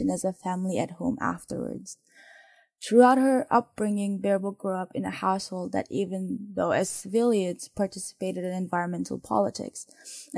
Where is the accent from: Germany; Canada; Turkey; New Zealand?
Turkey; I am from Turkey